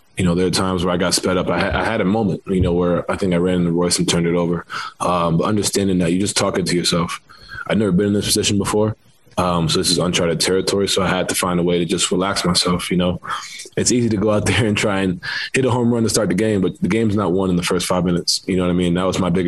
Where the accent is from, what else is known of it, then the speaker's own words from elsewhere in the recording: New York City, New York, United States; moved away; growing up in New York, I'm playing basketball, you know, in the city, that's every day